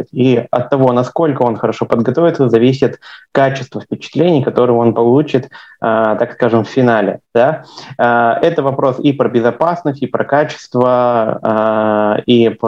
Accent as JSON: {"language": "Russian", "town": "Yekaterinburg", "region": "Sverdlovsk Oblast", "country": "Russia", "tie": "born or raised there", "also_born_or_lived": "Verkhnyaya Pyshma", "said": "Я постараюсь погрузить вас в родной город, потому что я, как вы знаете, люблю путешествовать много, но еще есть в моем э, сердце Екатеринбург, в котором я прожил 19 лет. В нем я не родился, я просто учился в пригороде э, в школе для, в интернате в Верхнем Пышме"}